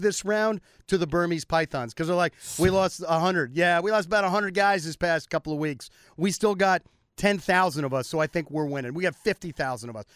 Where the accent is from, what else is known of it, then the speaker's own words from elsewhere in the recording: United States; I'm an American